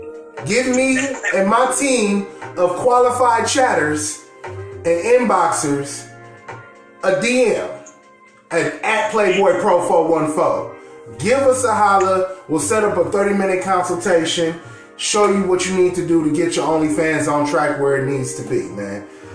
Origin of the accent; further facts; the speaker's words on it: Milwaukee, Wisconsin, United States; Shout out to Milwaukee, my hometown.